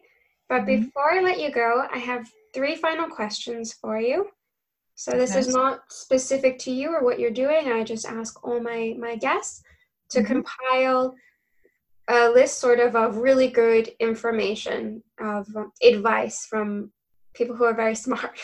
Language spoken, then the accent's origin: English; United States; now in Germany; I am American. But I'm so far away. I'm in Germany